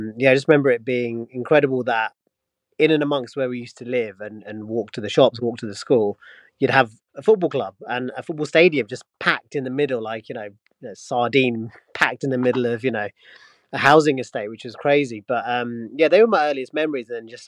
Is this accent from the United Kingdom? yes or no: yes; Luton, East of England, United Kingdom; moved away; I grew up in Luton, in an area where it was very multicultural. I actually then moved to an area which was less multicultural, but I was made to feel welcome.